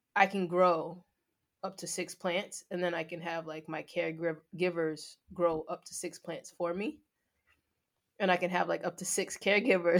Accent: Long Island, New York, United States; I'm from Long Island

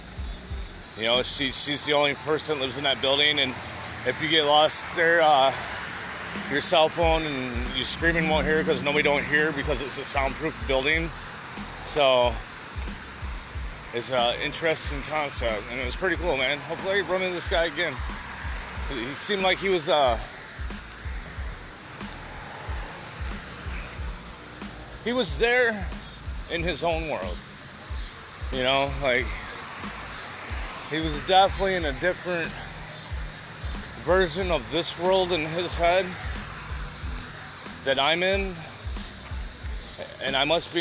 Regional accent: United States; I'm from America

